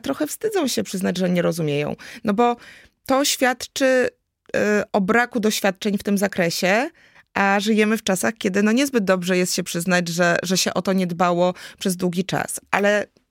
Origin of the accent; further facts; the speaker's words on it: Kraków, Lesser Poland, Poland; jestem z Nowej Huty z Krakowa